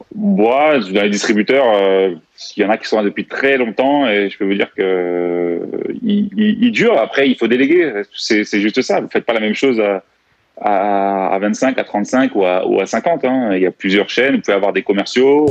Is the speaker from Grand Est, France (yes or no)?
yes; Strasbourg, Grand Est, France; also born or lived in Greece / Corsica; je suis né, j'ai grandi à Strasbourg et élevé plutôt à l'européenne